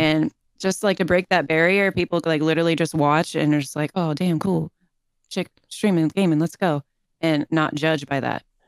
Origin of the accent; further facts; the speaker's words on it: St. Petersburg, Florida, United States; moved away as an adult; now in Southern California, United States; I'm from Saint Petersburg, Florida